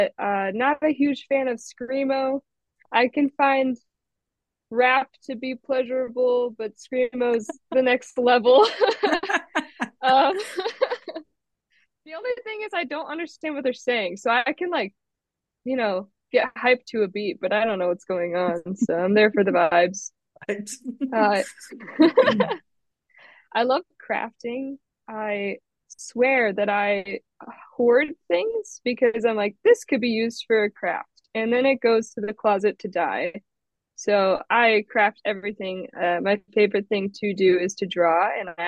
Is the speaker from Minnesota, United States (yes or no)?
yes; Minnesota, United States; I grew up in Minnesota, and I'm from Minnesota